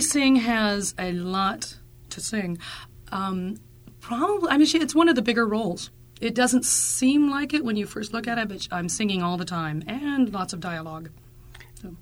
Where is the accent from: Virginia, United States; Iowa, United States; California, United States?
Iowa, United States; Sigourney; now in Salzburg, Austria; I am from Sigourney, Iowa.